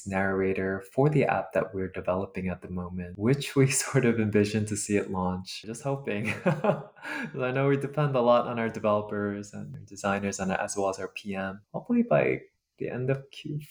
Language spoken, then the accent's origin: English; New York City, New York, United States; I know when I grew up here in the States, I actually was kind of fortunate to grow up where there was a very large AAPI community in my high school in Queens, New York